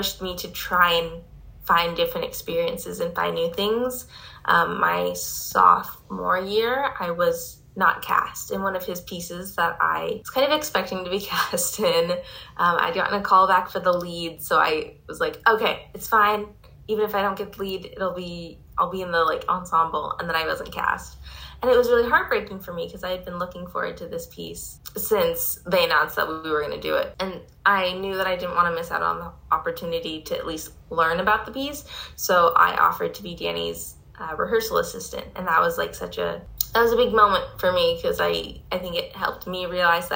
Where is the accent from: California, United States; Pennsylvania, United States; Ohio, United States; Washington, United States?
Washington, United States; Seattle; moved away as an adult; I'm from the Pacific Northwest. I'm from Seattle.